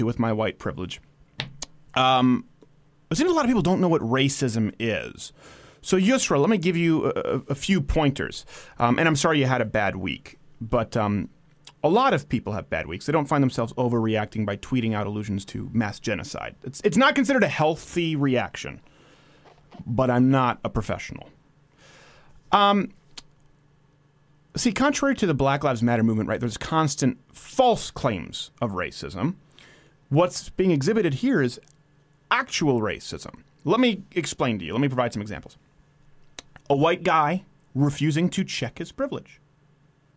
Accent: Montreal, Quebec, Canada; now in United States; I was raised in Montreal

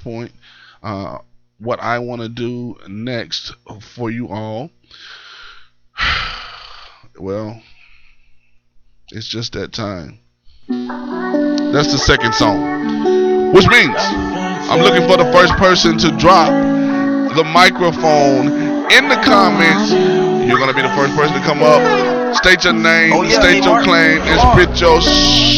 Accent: Columbia, Tennessee, United States; I'm from Columbia, I'm a Lion

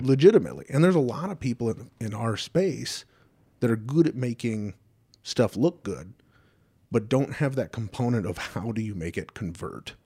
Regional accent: Southern California, United States; moved away as an adult; also born or lived in Detroit area; now in Detroit, United States; I grew up in Southern California

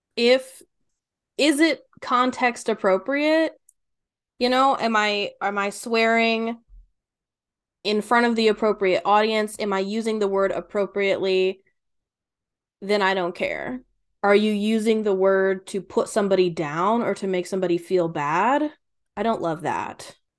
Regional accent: Kentucky, United States; I'm from Kentucky

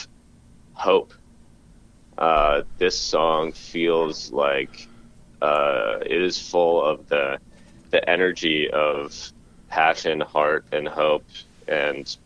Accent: Vashon, Washington, United States; I grew up on Vashon Island, which is a pretty small community in the Pacific Northwest.

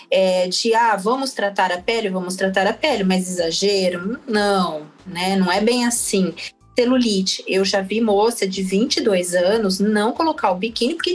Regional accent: Mato Grosso do Sul, Brazil; now in São Paulo, Brazil; Logo que eu mudei para São Paulo, a gente vem lá, né, do Mato Grosso do Sul, todo assim, se, se sentindo do interior, com muito orgulho, pantaneira e tal.

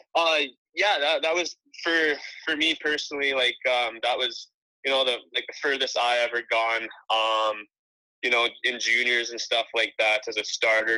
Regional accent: Penticton, British Columbia, Canada; Penticton, you know, that's where I um, I've moved and lived since I was 13, so I kind of call it my home base there

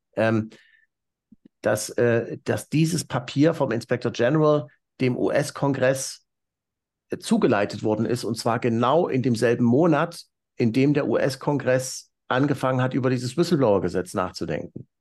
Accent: East Germany, Germany; als Ossi, der die deutsche Wiedervereinigung bewusst miterlebt hat

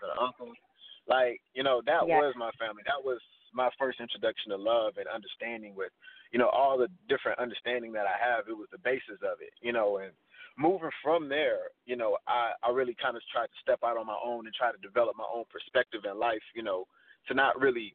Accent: Missouri City, Texas, United States; I grew up in Mo City.

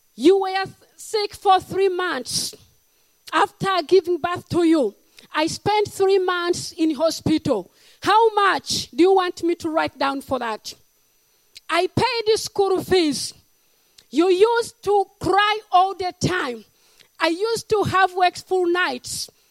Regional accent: Uganda; moved away; I'm from Africa, Uganda, the power of Africa

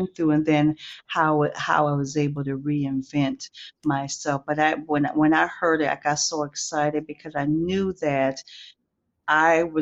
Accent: Milwaukee, Wisconsin, United States; also born or lived in Athelstane, Wisconsin; I am from Milwaukee, Wisconsin

